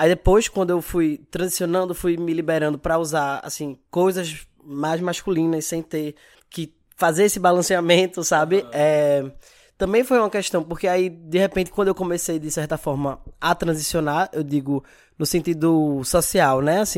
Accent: Recife, Pernambuco, Brazil; eu moro aqui em Recife, sou aqui de Recife. Tenho 30 anos

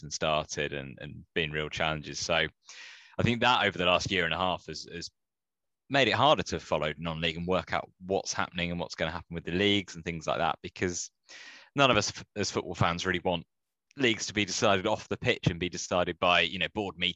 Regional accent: Aylesbury, South East England, United Kingdom; my hometown club, Aylesbury United

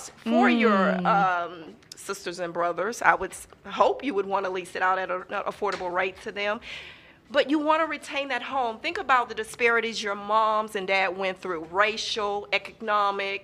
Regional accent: Houston, Texas, United States; I grew up in Sunnyside

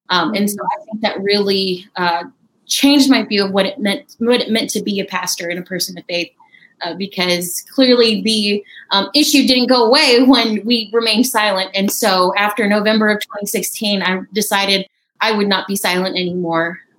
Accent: India; also born or lived in Texas, United States; I grew up. I was born in Texas um, and grew up in India. My parents are missionaries there for 14 years.

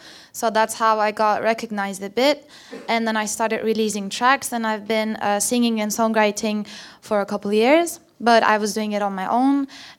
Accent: Istanbul, Turkey; moved away as an adult; now in London, United Kingdom; I'm from Istanbul, Turkey.

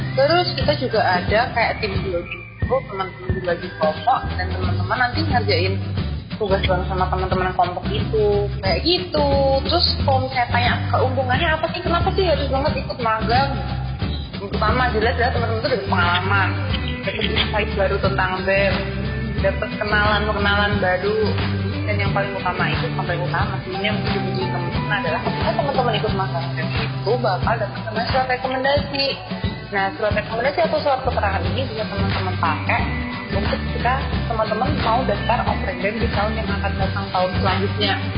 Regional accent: Batam, Riau Islands, Indonesia; moved away; aku dari Batam

